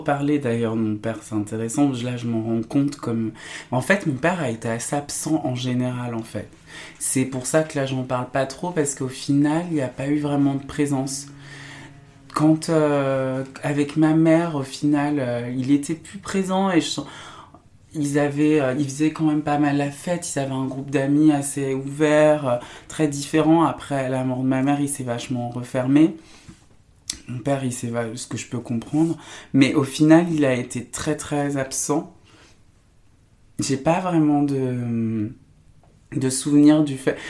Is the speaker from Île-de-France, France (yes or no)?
no; Saint-Étienne, Auvergne-Rhône-Alpes, France; moved away as an adult; Saint-Étienne, ouais, je, j'ai, grandi toute mon enfance là-bas jusqu'à mes 18-19 ans